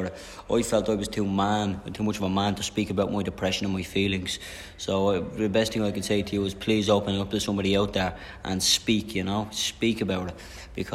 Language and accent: English; Dublin, Leinster, Ireland; I'm from the Liberties, I'm a proud Liberties man, you know. I grew up in the Liberties all my life